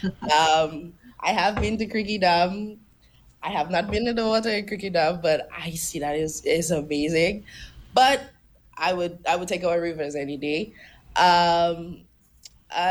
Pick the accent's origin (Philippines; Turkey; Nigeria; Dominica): Dominica; Mero, Saint Joseph Parish; moved away as an adult; now in St. Croix, U.S. Virgin Islands; I am from Dominica, Nature Island.